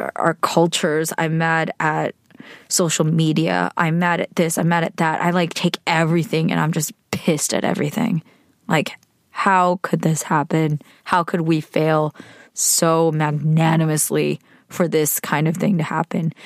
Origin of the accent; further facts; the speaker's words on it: United States; being Korean American, being female, being a millennial